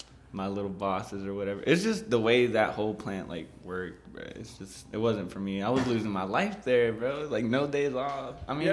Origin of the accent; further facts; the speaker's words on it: Lomita, California, United States; we're from Lomita, so we don't really see the things that happen, for example, in Killeen or Heights.